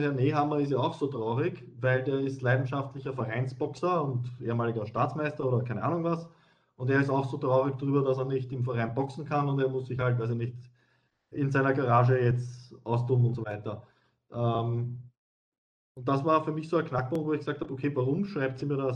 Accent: Wiener Neustadt, Lower Austria, Austria; ich denke jetzt an Niederösterreich oder ich denke an Wiener Neustadt, wo ich her bin.

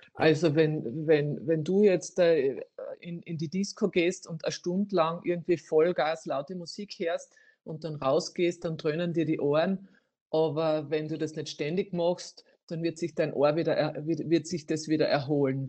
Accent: Styria, Austria; bei uns in der Steiermark

